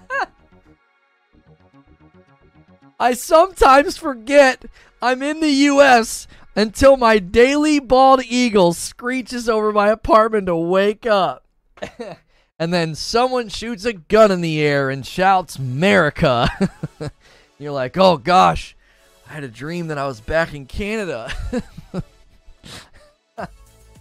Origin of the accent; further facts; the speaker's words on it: United States; I'm an American